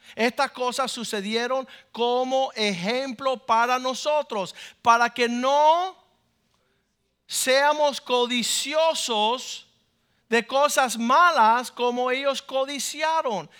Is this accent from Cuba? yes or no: yes; Cuba; now in United States; Yo soy cubano.